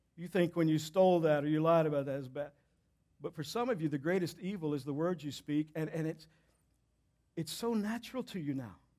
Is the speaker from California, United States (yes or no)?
no; Southeast Texas, United States; I grew up in Southeast Texas